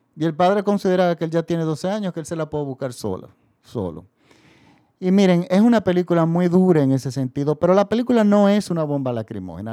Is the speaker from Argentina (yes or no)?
no; Dominican Republic; nosotros somos otro país de Latinoamérica